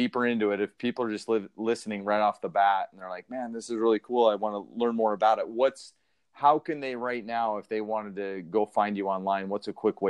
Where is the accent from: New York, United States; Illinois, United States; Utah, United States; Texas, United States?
Utah, United States; Sandy; born and raised in Sandy